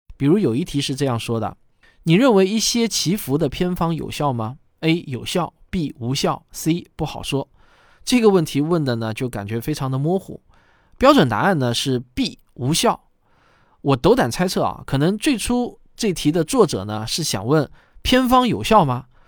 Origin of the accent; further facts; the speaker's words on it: China; 我们中国人的科学素质还会进一步地提高